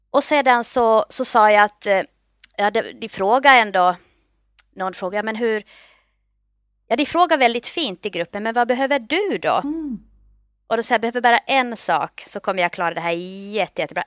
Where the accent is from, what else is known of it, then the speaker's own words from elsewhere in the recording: Finland; moved away as an adult; also born or lived in Turku, Finland; now in Stockholm, Sweden; Jag kommer från Finland, jag är finlandssvensk. Flyttade till Stockholm efter studierna vid Åbo Akademi